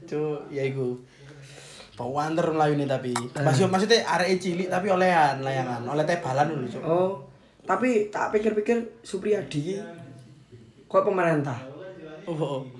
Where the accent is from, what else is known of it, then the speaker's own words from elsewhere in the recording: Surabaya, East Java, Indonesia; now in Malang, Indonesia; aku pas cilianku sih urip nang Surabaya waktu cilik ha cuma aku lahir Malang